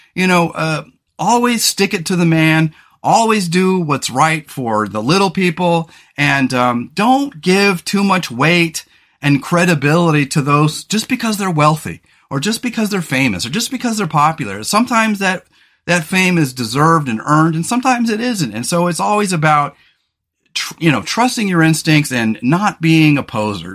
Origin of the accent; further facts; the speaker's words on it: California, United States; also born or lived in Pasadena; now in Pacific Northwest, United States; I grew up in California.